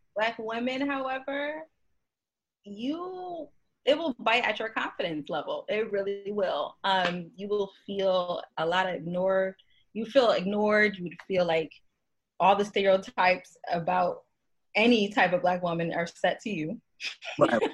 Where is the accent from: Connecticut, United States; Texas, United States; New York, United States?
Connecticut, United States; moved away as an adult; also born or lived in Miami, Florida / Boston, Massachusetts; now in Maryland, United States; I'm originally from Connecticut, actually, born and raised